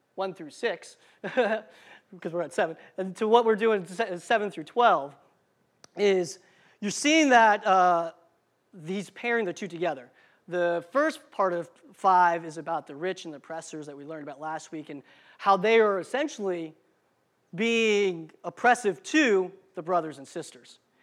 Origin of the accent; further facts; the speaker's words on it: Marysville, Ohio, United States; also born or lived in Indiana / New Jersey / Cincinnati, Ohio / Las Vegas, Nevada; around sixth grade, I moved to Marysville, Ohio, which is where I call home. That's what my hometown is.